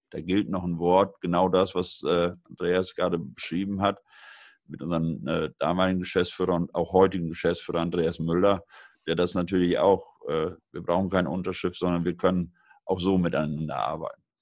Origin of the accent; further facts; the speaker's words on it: Lower Saxony, Germany; hat der sich aufgemacht an die ostfriesische Küste, an meine Heimat.